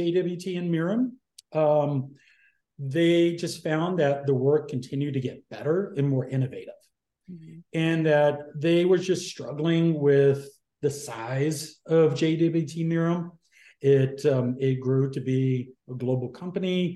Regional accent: North Carolina, United States; moved away as an adult; now in San Diego, United States; originally from the East Coast, North Carolina, but I call myself a San Diegan because I've been there since pretty much my entire adult life.

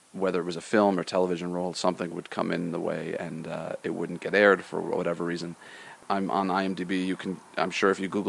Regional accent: Rochester, New York, United States; moved away as an adult; also born or lived in Boston, Massachusetts / Los Angeles, California; I grew up in Rochester, New York. I lived there until I was 18 years old.

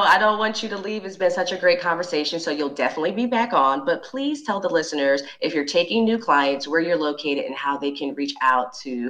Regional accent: South Carolina, United States; I'm from South Carolina.

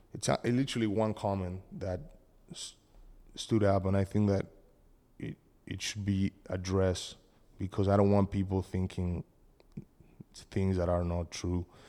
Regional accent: Argentina; English is a second language; moved away; I'm from Argentina

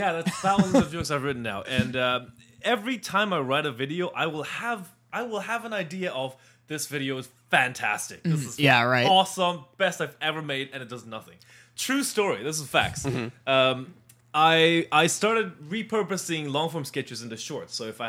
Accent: China; growing up in China

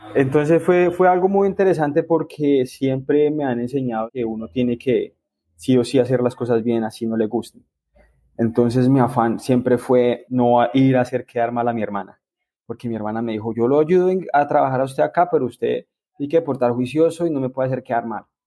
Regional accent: El Espinal, Tolima, Colombia; now in Huila, Colombia; Yo soy del Espinal Tolima

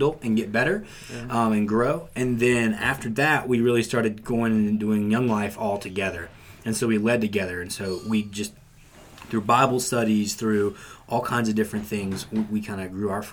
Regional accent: Greenbrier County, West Virginia, United States; we're from Greenbrier County, West Virginia

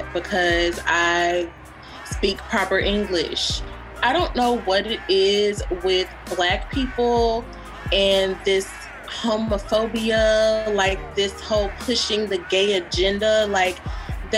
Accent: Memphis, Tennessee, United States; I am 31, born and raised in Memphis, Tennessee, and I am black

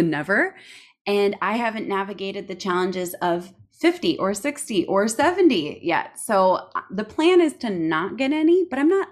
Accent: Minnesota, United States; I say niching because I'm from Minnesota

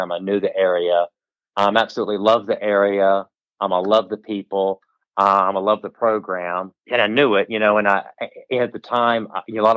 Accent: Virginia, United States; moved away as an adult; now in North Carolina, United States; growing up in Virginia, we have lots of great schools

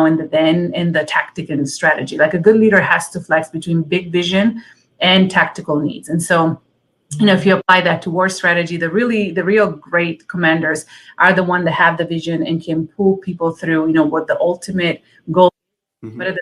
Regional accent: Italy; moved away; My dad was in the Italian army growing up in Italy

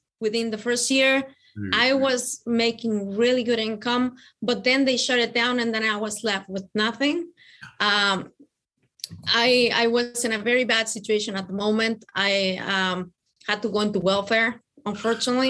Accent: Mexico City, Mexico; now in Tennessee, United States; I come from Mexico. I am originally from Mexico City.

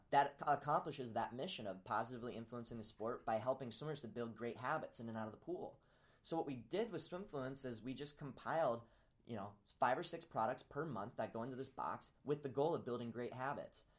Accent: Peoria, Illinois, United States; moved away as an adult; now in Ames, United States; I grew up in Peoria, Illinois

